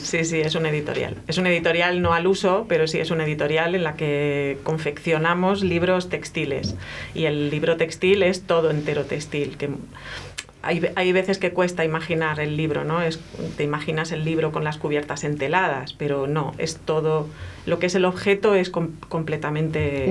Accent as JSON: {"language": "Spanish", "area": "a town in Seville", "region": "Andalusia", "country": "Spain", "said": "Yo vivía en un pueblo en, Sevilla"}